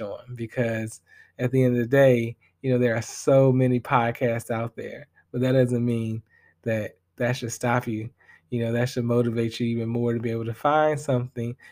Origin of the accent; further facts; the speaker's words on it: Chicago Heights, Illinois, United States; moved away as an adult; also born or lived in Bloomington, Indiana; I hail from the Chicagoland area, but I'm going to be real with y'all. I rep the 60411 Chicago Heights